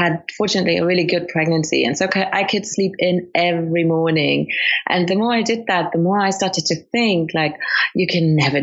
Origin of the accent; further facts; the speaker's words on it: Luxembourg; English is a second language; also born or lived in Colombia / United Kingdom; absolutely bred completely in Luxembourg. So I've lived there all my life